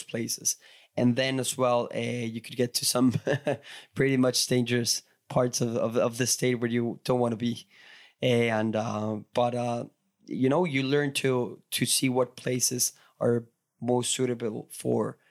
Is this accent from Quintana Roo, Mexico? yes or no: yes; Cancun, Quintana Roo, Mexico; I was growing up in Cancun, this part of the Mexican Caribbean